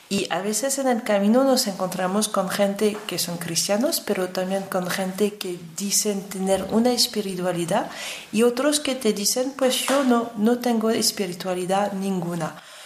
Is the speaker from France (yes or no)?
yes; France; yo como francesa